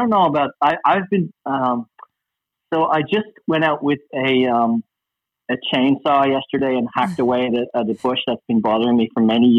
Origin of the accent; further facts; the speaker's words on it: Dublin, Leinster, Ireland; I'm from Dublin, the capital.